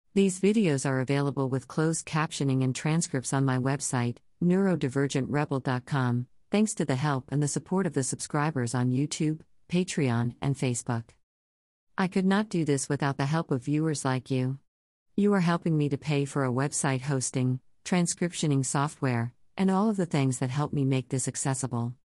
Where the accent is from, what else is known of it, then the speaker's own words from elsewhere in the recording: Texas, United States; I am from Texas.